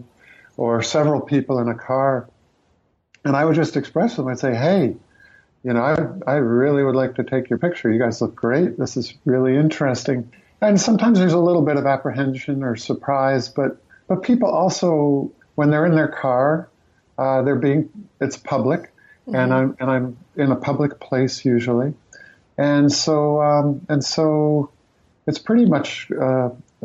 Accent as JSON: {"language": "English", "region": "New England", "country": "United States", "also_born_or_lived": "New Mexico", "said": "as a New Englander being in New Mexico"}